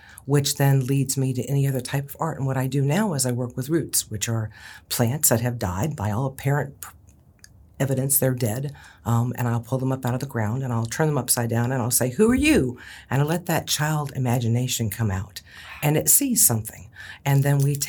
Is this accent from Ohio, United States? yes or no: yes; Ohio, United States; I was raised in Ohio